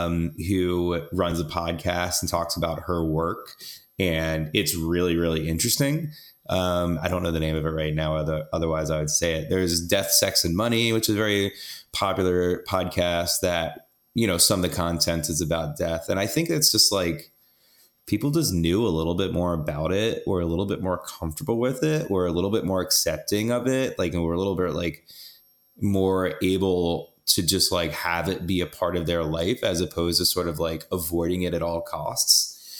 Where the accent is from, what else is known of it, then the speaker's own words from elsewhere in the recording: the South, United States; now in New York City, United States; I'm from the South, so I like generally like going home and arguing about politics